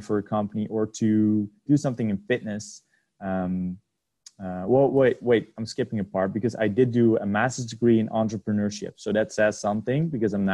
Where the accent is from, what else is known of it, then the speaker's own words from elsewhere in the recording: Amsterdam, North Holland, Netherlands; I'm from the Netherlands, Amsterdam